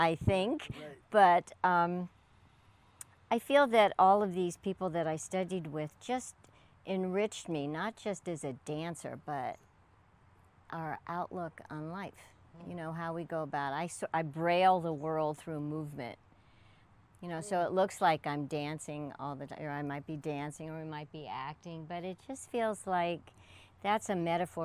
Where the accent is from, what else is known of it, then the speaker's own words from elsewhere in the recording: Pittsburgh, Pennsylvania, United States; I was born in Pittsburgh, Pennsylvania, and my mom would always take me to the playhouse.